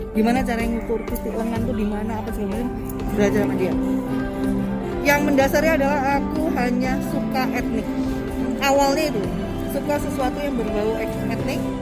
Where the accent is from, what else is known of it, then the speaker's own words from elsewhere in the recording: Semarang, Central Java, Indonesia; now in Samarinda, Indonesia; bapakku dari Semarang, dari Jawa dan aku sebenarnya dari kecil lahir di Semarang.